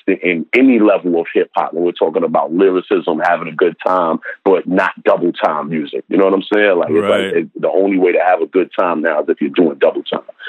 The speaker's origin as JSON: {"language": "English", "town": "New York City", "region": "New York", "country": "United States", "tie": "born or raised there", "said": "I'm from Harlem, you know, in the 80s and early 90s"}